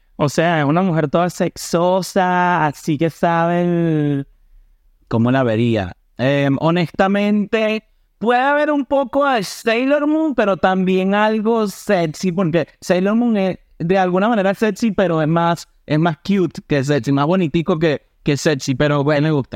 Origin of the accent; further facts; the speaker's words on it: Maracay, Aragua, Venezuela; now in United States; yo soy de Maracay